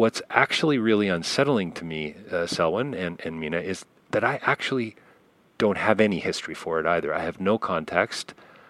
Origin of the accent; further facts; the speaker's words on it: Canada; I have to say, as a Canadian, just so you know, I'm going to be 50 next week.